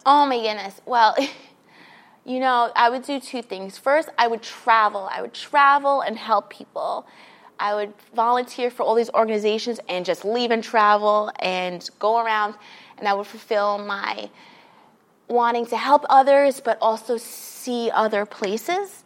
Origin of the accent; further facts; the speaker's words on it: New York City, New York, United States; moved away as an adult; now in Los Angeles, United States; grew up in New York City, in Queens, uh, and then I came here. I moved to Los Angeles about three years ago now.